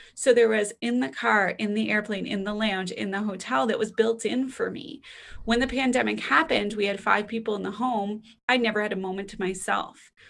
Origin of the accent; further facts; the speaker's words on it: Canada; being Canadian